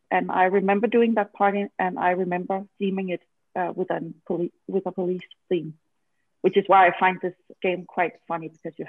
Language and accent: English; Denmark; I'm from Denmark